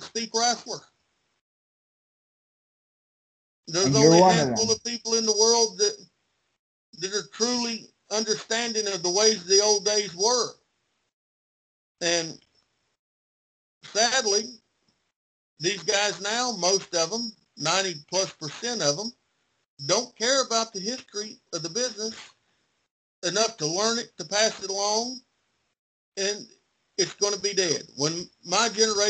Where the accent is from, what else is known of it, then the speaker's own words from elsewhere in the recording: Kingsport, Tennessee, United States; also born or lived in Fall Branch, Tennessee; in the city that I was born in, Kingsport, I live outside the city, but I consider it my hometown